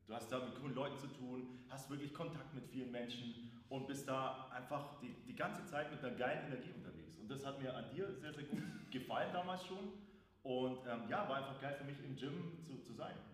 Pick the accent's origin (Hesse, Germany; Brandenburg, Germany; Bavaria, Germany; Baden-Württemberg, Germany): Bavaria, Germany; Augsburg; now in Austria; ich bin Augsburger, gebürtiger Augsburger, habe in Österreich selber zwei Fitnessstudios.